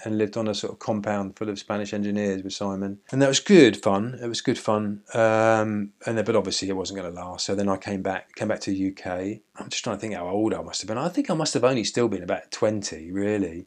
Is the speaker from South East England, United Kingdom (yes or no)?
yes; Seaford, South East England, United Kingdom; also born or lived in Brighton / Lewes; I came from Seaford and I used to go out in Brighton